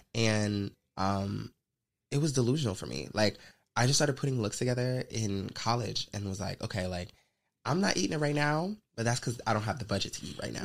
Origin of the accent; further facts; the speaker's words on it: the South, United States; I'm from the South. Like I'm a Southern Belle